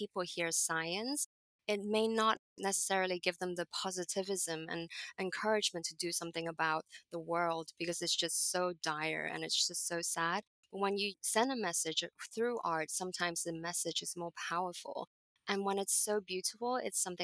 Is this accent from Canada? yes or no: no; Hong Kong; moved away as an adult; also born or lived in Boston, United States; I grew up in Hong Kong.